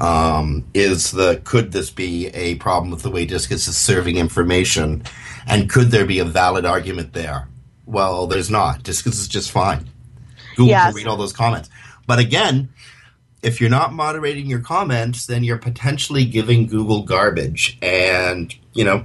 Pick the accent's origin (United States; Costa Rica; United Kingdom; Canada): Canada; accent: Canadian; in my Canadian accent